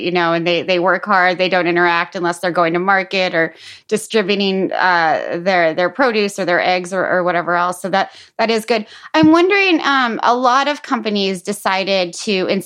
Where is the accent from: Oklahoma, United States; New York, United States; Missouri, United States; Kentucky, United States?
Missouri, United States; I'm from Missouri